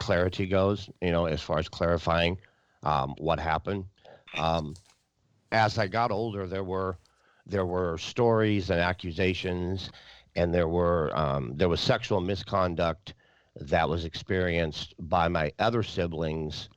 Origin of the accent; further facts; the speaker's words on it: Wisconsin, United States; also born or lived in North Dakota; I was born in North Dakota, and I lived most of my life in Wisconsin